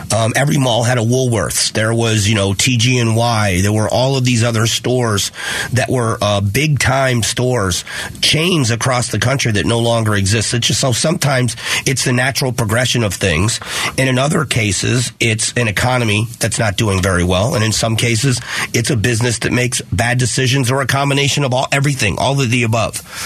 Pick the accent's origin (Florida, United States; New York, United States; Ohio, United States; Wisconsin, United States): Florida, United States; Fort Myers; now in Phoenix, United States; I grew up in Fort Myers